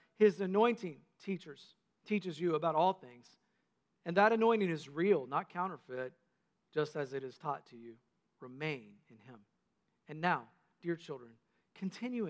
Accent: North Carolina, United States; When I was a kid growing up in North Carolina, my papaw and mamaw owned a nursing home that they started

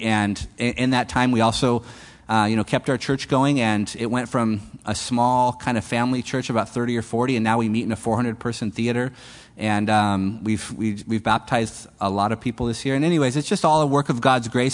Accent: California, United States; moved away as an adult; now in Peru; we had that great blessing of Calvary Chapel where we grew up in California

